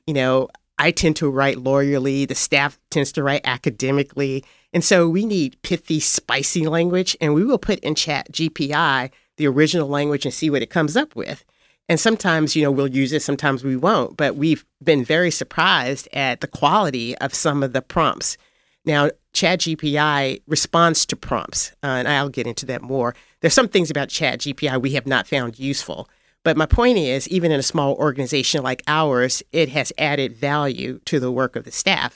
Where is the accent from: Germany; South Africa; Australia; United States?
United States; Fayette County, Tennessee; moved away as an adult; also born or lived in Washington; now in Memphis, United States; I was born in Fayette County, Tennessee